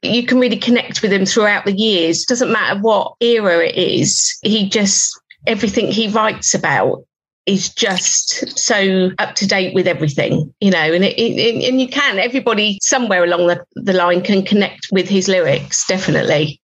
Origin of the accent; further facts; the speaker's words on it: Reading, South East England, United Kingdom; I'm from Reading